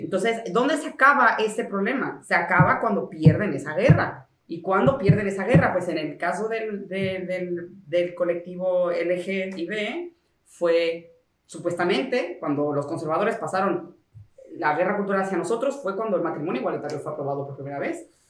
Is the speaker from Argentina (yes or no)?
no; Mexico; moved away; also born or lived in Spain; yo soy mexicano.